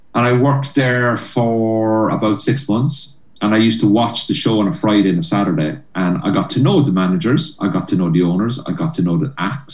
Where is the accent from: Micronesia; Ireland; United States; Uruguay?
Ireland; Cork, Munster; moved away as an adult; now in Belfast, United Kingdom; I grew up in Cork, like where there was nothing, you know, in south of Ireland